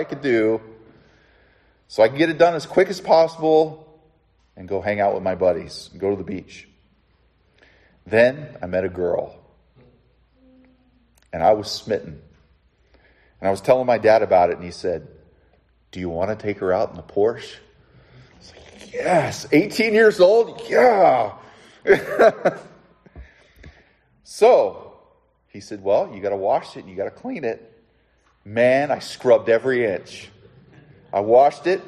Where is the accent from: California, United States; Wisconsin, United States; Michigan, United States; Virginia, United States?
California, United States; Southern; When I was 16 years old, growing up in Southern California